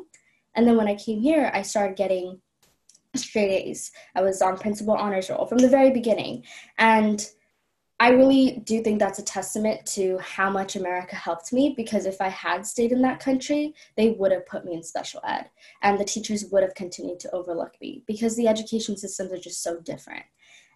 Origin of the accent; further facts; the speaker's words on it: Los Angeles, California, United States; also born or lived in Colombo, Sri Lanka; I moved from Colombo to Los Angeles